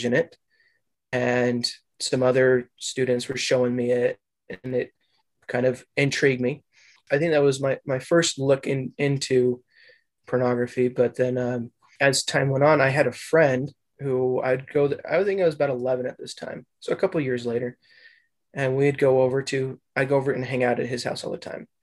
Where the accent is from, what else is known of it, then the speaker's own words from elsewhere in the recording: Utah, United States; also born or lived in Eagle Mountain / Provo; I was born and raised here in Utah.